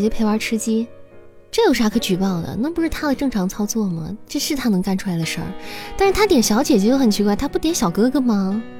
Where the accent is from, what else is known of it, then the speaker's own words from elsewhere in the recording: Hunan, China; 听那个拐调，听那个嗯，我湖南人啊，就听这